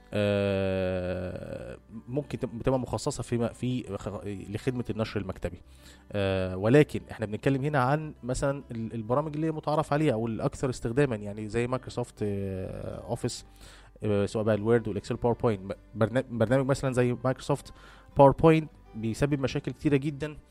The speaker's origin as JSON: {"language": "Arabic", "country": "Egypt", "said": "احنا عندنا في مصر"}